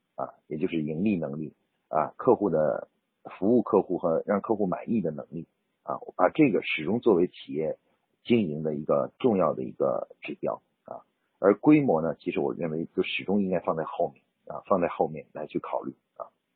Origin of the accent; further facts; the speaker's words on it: China; 我们中国人的农历年